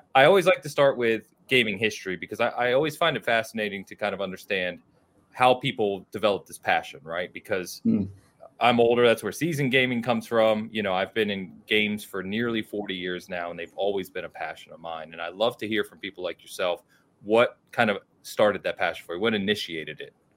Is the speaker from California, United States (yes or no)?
no; outside of Philadelphia, Pennsylvania, United States; I grew up outside of Philadelphia